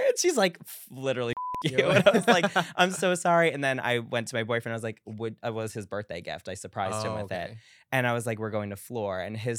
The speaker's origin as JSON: {"language": "English", "region": "New York", "country": "United States", "tie": "born or raised there", "said": "Well, for Long Island, I lived like middle of Long Island, so an hour to the Hamptons, hour to the city by train"}